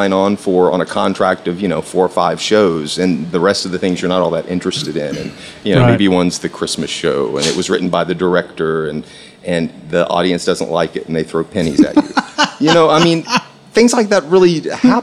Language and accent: English; Erin, Tennessee, United States; moved away as an adult; also born or lived in Detroit, Michigan; now in Memphis, United States; we moved to Middle Tennessee. That was where I was raised, a little town called Erin